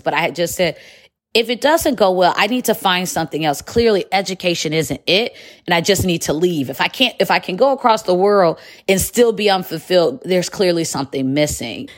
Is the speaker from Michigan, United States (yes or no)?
yes; Detroit, Michigan, United States; moved away as an adult; also born or lived in Chicago, United States / Qatar; I'm from Metro Detroit